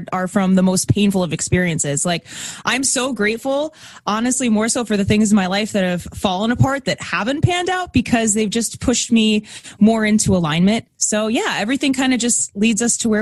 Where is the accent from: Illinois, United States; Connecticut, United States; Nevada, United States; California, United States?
Connecticut, United States; moved away as an adult; also born or lived in New Hampshire; now in Long Island, New York, United States; I'm from the States. I grew up in Connecticut, but I live on Long Island now, which is about an hour outside of New York.